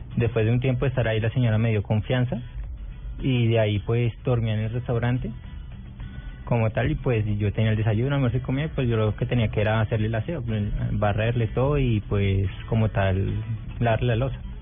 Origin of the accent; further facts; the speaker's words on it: Meta, Colombia; Nací en Meta, el 5 de abril